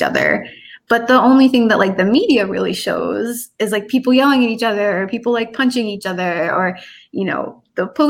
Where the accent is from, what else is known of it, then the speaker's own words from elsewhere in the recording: the North, United States; moved away; also born or lived in the South; I grew up in the North